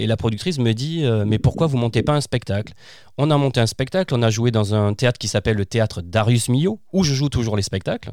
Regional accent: Fontvieille, Provence-Alpes-Côte d'Azur, France; also born or lived in Arles; je suis né à Arles, je suis dans, j'ai grandi dans un petit village qui s'appelle Fontvieille

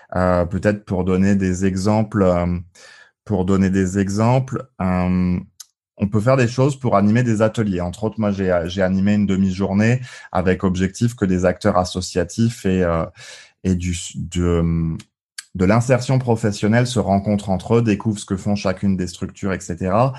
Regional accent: Colmar, Grand Est, France; moved away; also born or lived in Île-de-France; j'ai mis alsacien aussi, parce que je suis né à, à Colmar, entre autres. Et puis euh, mes parents vivent toujours en Alsace du côté de Strasbourg.

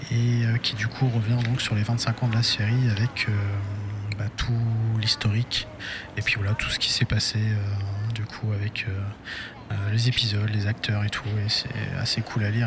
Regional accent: France; on est français

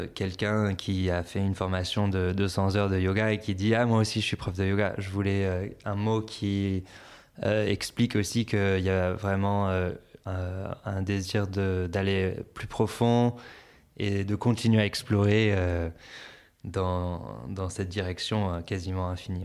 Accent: Antibes, Provence-Alpes-Côte d'Azur, France; moved away as an adult; also born or lived in Boston, United States / Lyon, France / San Francisco, United States / Los Angeles, United States; now in Biarritz, France; je suis né à Boston, aux États-Unis. J'ai déménagé en France quand j'avais 6 ans et euh, pour euh, habiter sur une ferme euh, avec mes parents. Et ensuite, j'ai grandi surtout dans le sud de la France, près de Nice, à, Antibes.

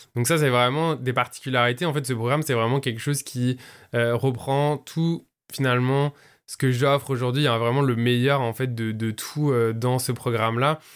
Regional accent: southern France, France; now in Montreal, Canada; je vis à Montréal, mais je suis français d'origine. Je viens du sud de la France

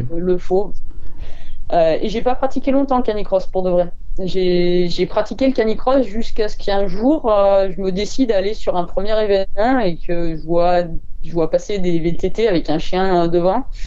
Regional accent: Ardèche, Auvergne-Rhône-Alpes, France; je suis d'Ardèche.

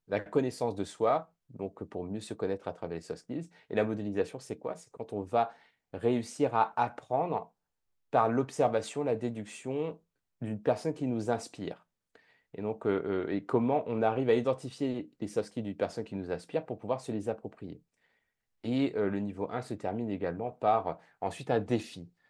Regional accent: La Plaine-des-Palmistes, Réunion; also born or lived in Japan / Canada; now in London, United Kingdom; je suis originaire de l'île de la Réunion, plus spécifiquement de la plaine des Palmis, qui est la plus petite commune de l'île de la Réunion

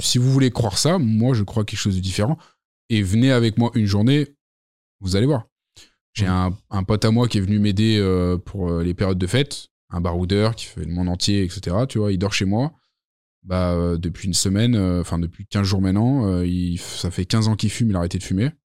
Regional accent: Lyon, Auvergne-Rhône-Alpes, France; also born or lived in Saint-Étienne; Je suis né là-bas. J'ai vécu à Lyon toute ma vie, mais je suis né à Saint-Étienne

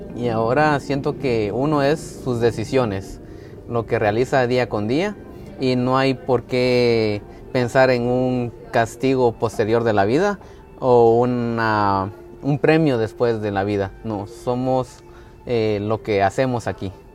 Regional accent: Antigua Guatemala, Sacatepéquez, Guatemala; also born or lived in Jocotenango; Yo nací en Antigua, en el Hospital Nacional, pero vivo en Jocotenango. Es, una ciudad a la par.

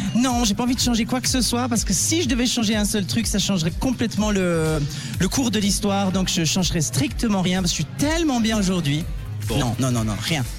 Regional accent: Valais, Switzerland; Sion en Valais puisque je suis valaisanne.

